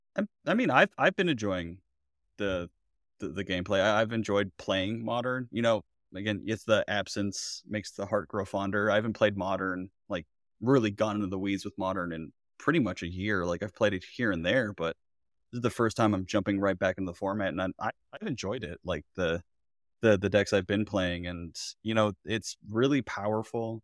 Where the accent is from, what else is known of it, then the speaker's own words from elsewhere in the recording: Florida, United States; I'm from Florida, I went to art school